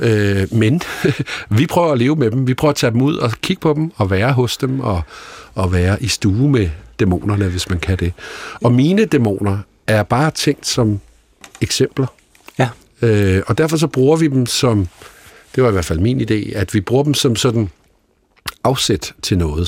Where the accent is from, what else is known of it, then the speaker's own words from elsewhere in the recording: Holbæk, Zealand, Denmark; der, hvor jeg voksede op i Holbæk